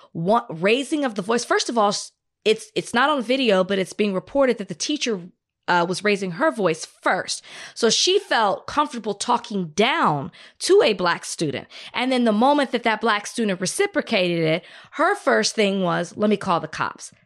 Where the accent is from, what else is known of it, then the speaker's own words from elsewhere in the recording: Texas, United States; moved away as an adult; now in Los Angeles, United States; I'm new to L A. I'm excited that I have mountains. I come from Texas